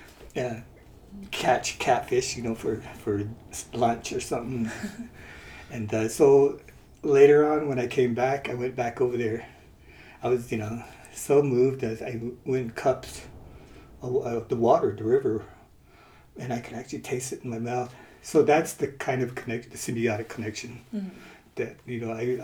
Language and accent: English; Leupp, Arizona, United States; I'm from Loup, Arizona, which is on the Navajo Nation